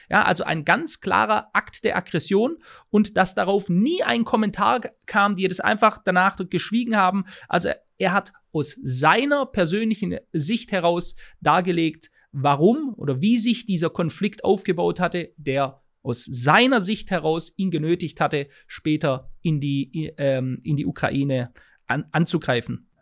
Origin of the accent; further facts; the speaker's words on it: Germany; bei uns in Deutschland